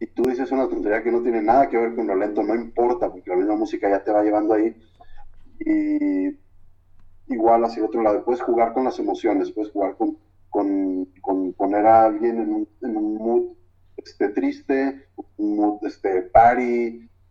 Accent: Guadalajara, Jalisco, Mexico; como buen tapatío

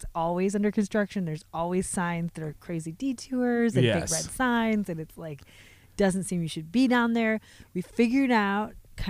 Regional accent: Pacific Northwest, United States; we grew up in the Pacific Northwest. So this is all in our blood, right?

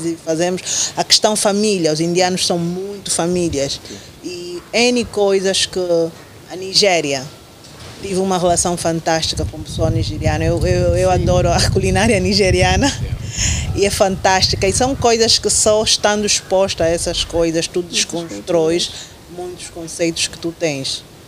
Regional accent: Angola; nós temos que ter como, como angolanos

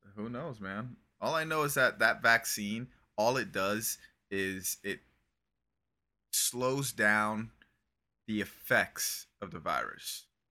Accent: Criciúma, Santa Catarina, Brazil; moved away; I was raised in Criciúma, and that's a city in southern Brazil.

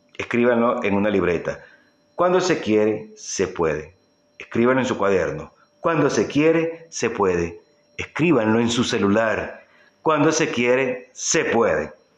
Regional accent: Venezuela; en mi época de juventud en mi país Venezuela

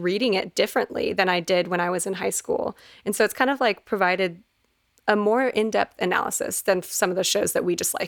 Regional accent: Fort Worth, Texas, United States; born or raised there

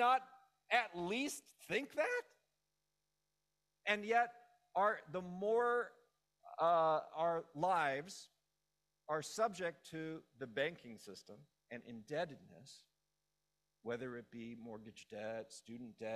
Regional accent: Los Angeles, California, United States; I grew up in Los Angeles.

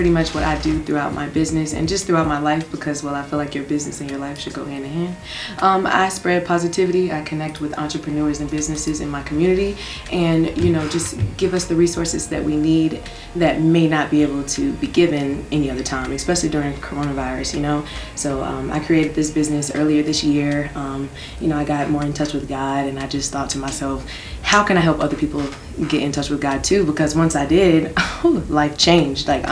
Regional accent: Raleigh, North Carolina, United States; born or raised there; also born or lived in Durham, North Carolina

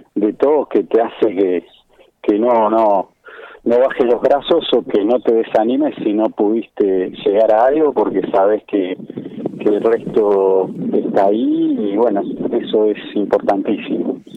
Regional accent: Buenos Aires, Argentina; yo soy originario de Bajo Flores

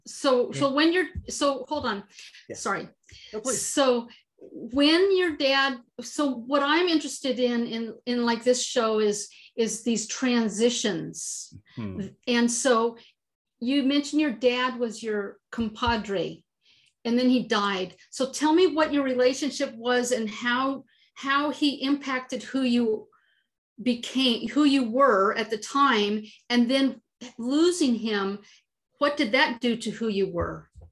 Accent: San Francisco Bay Area, California, United States; I'm I'm from the San Francisco Bay Area

